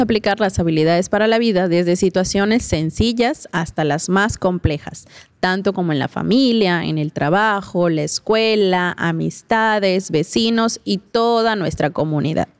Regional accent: Tizimín, Yucatán, Mexico; de donde soy, ¿no? Pues obviamente de Tizimín.

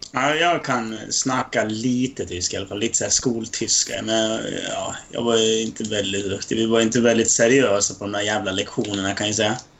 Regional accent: Sweden; jag är från Sverige.

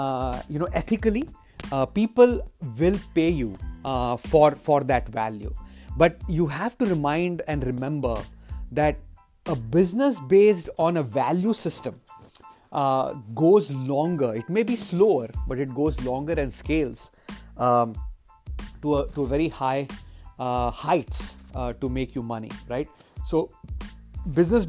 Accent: India; now in United States; I come from India. That's where I grew up

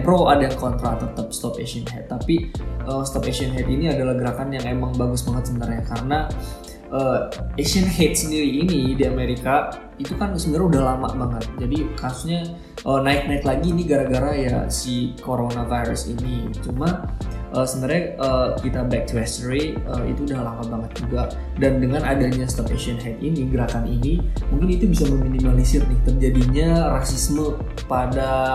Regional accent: Indonesia

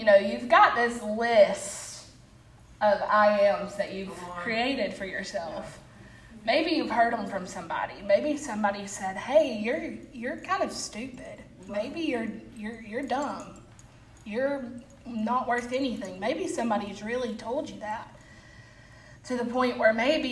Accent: Albertville, Alabama, United States; I'm from Albertville, but I am a church member at Boaz

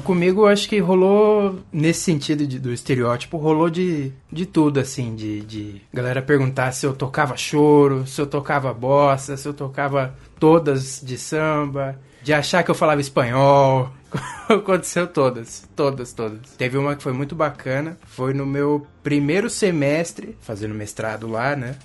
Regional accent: Brazil; moved away as an adult; also born or lived in São Paulo; vim do Brasil

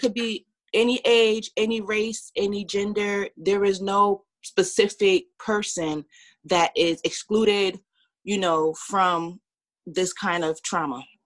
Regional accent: Orange, New Jersey, United States; also born or lived in Cincinnati; now in West Orange, United States; I was born and raised in Orange, New Jersey, and I moved to West Orange, New Jersey in um, high school

